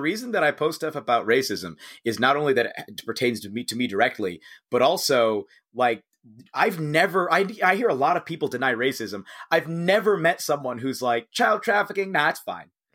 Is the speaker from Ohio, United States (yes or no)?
yes; Cincinnati, Ohio, United States; I'm from Cincinnati